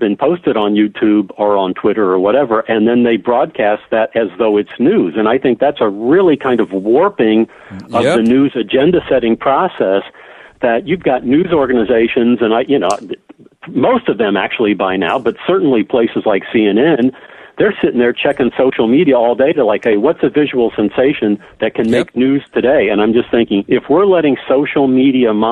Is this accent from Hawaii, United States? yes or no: no; Champaign, Illinois, United States; I grew up in Champaign, Illinois